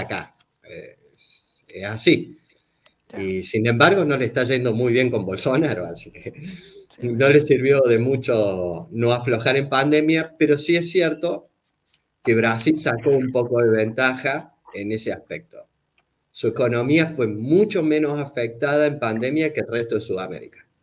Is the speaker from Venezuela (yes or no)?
no; Córdoba, Argentina; born or raised there; also born or lived in Buenos Aires